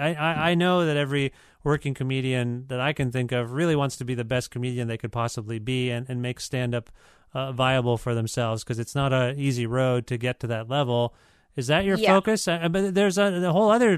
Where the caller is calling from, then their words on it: Ontario, Canada; I'm calling you from Ontario